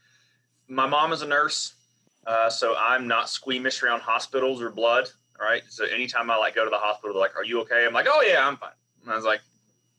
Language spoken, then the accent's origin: English; the South, United States; accent: Southern; my accent comes out pretty immediately, being Southern